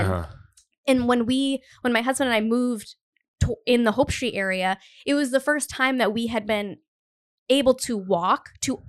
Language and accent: English; Cumberland, Rhode Island, United States; I grew up in Cumberland, Rhode Island, which is, you know, it's a fine town